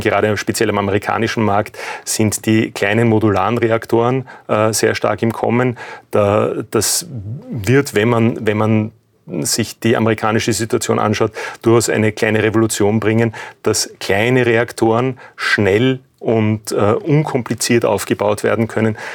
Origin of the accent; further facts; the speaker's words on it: Austria; wir als, als Österreicher